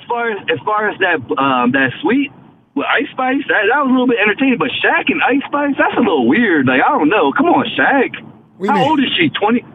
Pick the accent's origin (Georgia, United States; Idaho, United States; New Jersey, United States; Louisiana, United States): New Jersey, United States; Willingboro; I'm from Willenboro.